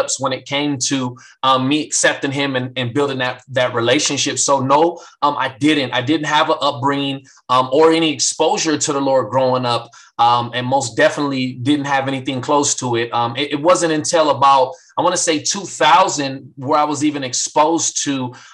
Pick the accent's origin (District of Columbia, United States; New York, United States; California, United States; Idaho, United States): California, United States; San Bernardino; born or raised there; also born or lived in Hammond, Louisiana